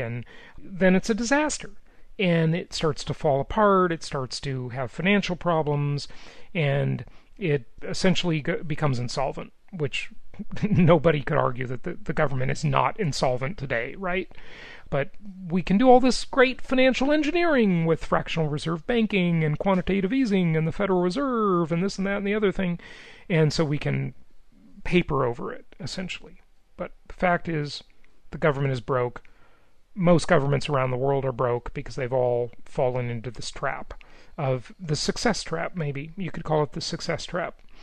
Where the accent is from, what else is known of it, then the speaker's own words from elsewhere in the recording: California, United States; moved away as an adult; California, my home state. From years ago. Not home anymore. I've been gone for 10 years, but 10 years ago, that was my home for most of my life.